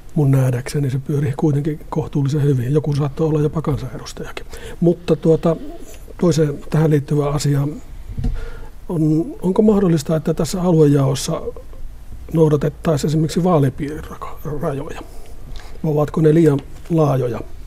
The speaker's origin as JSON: {"language": "Finnish", "town": "Pyhäjoki", "region": "North Ostrobothnia", "country": "Finland", "tie": "born or raised there", "moved": "yes", "lives_now": "Sotkamo, Finland", "said": "Minä kun olen syntynyt tuolla Pyhäjoella ja nykyisin asun Sotkamossa"}